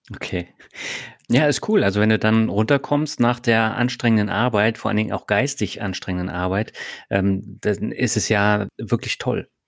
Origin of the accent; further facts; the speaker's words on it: Berlin, Germany; moved away; also born or lived in Lübeck / Hamburg / Baden-Württemberg; Also ich komme aus Lübeck, bin mhm. in Berlin aufgewachsen.